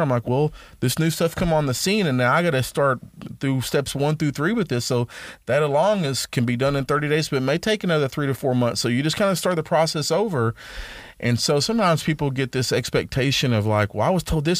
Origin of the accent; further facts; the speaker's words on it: Dallas, Texas, United States; moved away as an adult; now in Tyler, United States; I'm from Dallas. I've been here since, you know, two thousand nine